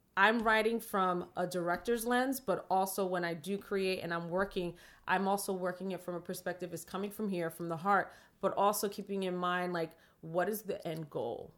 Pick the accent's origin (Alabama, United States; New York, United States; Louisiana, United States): New York, United States; New York City; I grew up in the Bronx